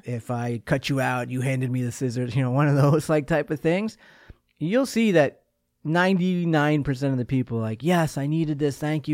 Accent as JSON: {"language": "English", "area": "Long Island", "region": "New York", "country": "United States", "tie": "born or raised there", "said": "I'm a kid from Long Island"}